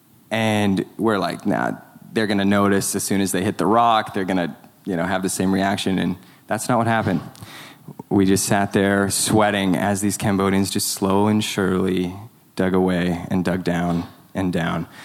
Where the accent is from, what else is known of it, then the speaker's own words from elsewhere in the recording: Canada; I'm not an American citizen. I'm a Canadian citizen.